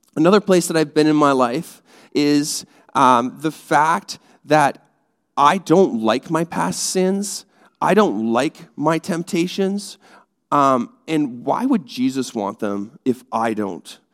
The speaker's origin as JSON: {"language": "English", "country": "Canada", "said": "I'm Canadian"}